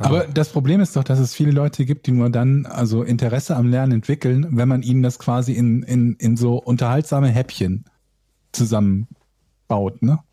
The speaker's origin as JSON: {"language": "German", "town": "Willich", "region": "North Rhine-Westphalia", "country": "Germany", "said": "In der Stadt, wo ich herkomme"}